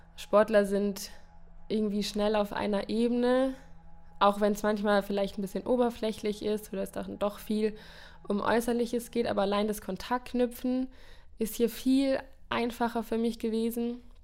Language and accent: German; the South, Baden-Württemberg, Germany; moved away as an adult; now in Cologne, Germany; Ich bin ja aus dem Süden